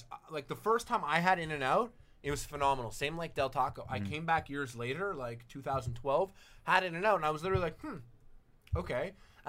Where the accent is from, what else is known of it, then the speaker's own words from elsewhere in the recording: Canada; Mustard is super to me as a Canadian.